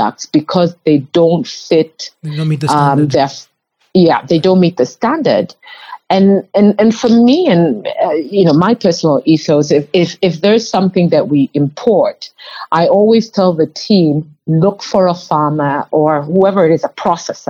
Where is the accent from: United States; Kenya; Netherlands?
Kenya; moved away; I grew up in Kenya